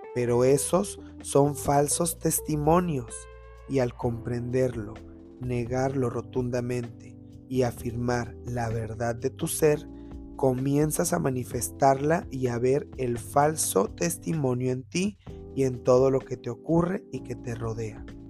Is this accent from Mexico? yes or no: yes; Mexico; somos personas que estamos del tingo al tango todo el día como mexicanos